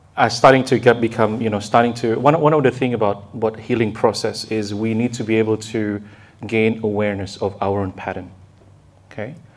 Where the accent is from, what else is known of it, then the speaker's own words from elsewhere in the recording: Indonesia; I was raised in Indonesia